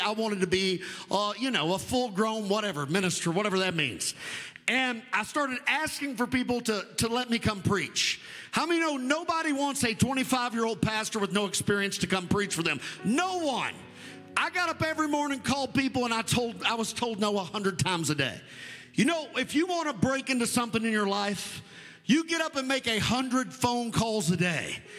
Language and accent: English; United States; I'm an American, it's really what I am. But my descent is Scott Irish mutt